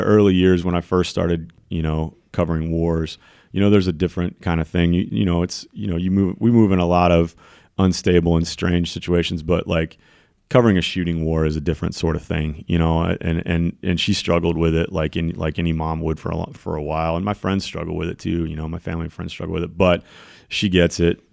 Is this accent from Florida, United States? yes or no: no; Raleigh, North Carolina, United States; moved away as an adult; also born or lived in San Francisco Bay Area; I grew up in the Wake County Public Schools in Raleigh, North Carolina